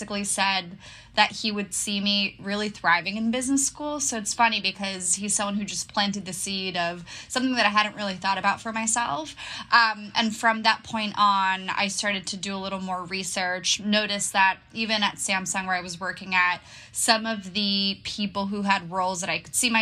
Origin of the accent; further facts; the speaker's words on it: Barcelona, Catalonia, Spain; moved away as an adult; also born or lived in Boston / London; now in New York, United States; I'm originally from Barcelona, Spain, but I've been living away from home for a while.